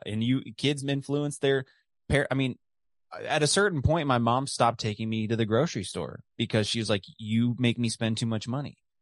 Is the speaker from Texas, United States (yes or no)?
yes; The Colony, Texas, United States; my hometown of the colony, Texas, just outside of Dallas.